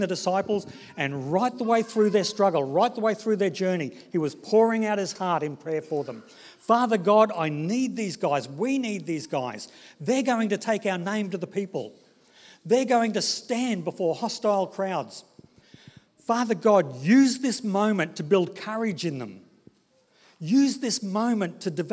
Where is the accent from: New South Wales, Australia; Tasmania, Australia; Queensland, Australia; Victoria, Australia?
Queensland, Australia; Brisbane; I grew up in Brisbane, in the suburb of Inala